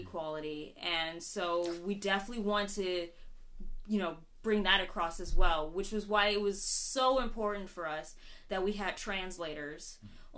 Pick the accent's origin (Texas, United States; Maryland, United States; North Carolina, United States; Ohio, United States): Maryland, United States; Upper Marlboro; moved away as an adult; also born or lived in Baltimore, Maryland; now in Japan; I grew up in Upper Marlboro, but I, I tend to claim Baltimore